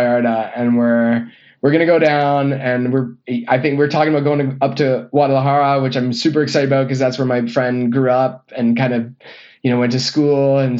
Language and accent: English; Canada; now in Illinois, United States; And then I'm from Canada. Ooh. I live in Illinois, so I'm going home for Christmas.